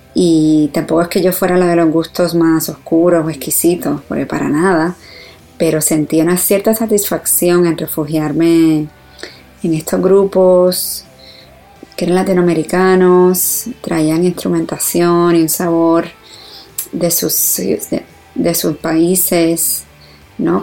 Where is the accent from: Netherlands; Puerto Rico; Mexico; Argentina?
Puerto Rico; San Juan; now in New York, United States; Yo me crié en Puerto Rico, en San Juan